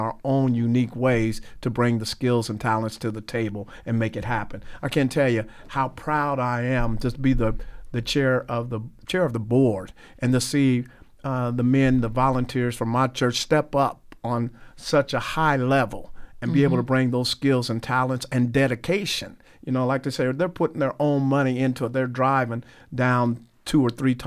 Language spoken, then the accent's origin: English; Terre Haute, Indiana, United States; I'm from Terre Haute